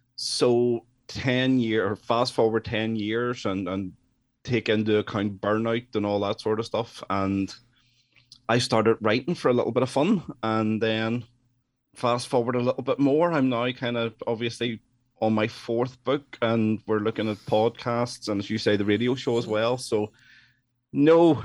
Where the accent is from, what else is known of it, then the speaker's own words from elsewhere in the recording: Northern Ireland, United Kingdom; I'm from Northern Ireland.